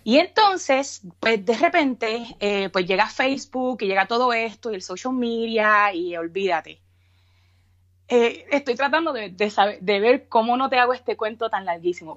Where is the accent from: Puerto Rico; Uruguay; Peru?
Puerto Rico; Bayamón; moved away as an adult; now in Texas, United States; original de Bayamón